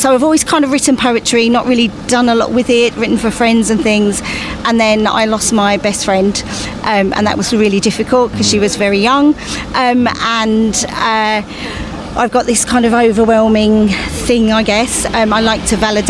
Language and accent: English; South Hockingdon, East of England, United Kingdom; I'm actually from South Hockingdon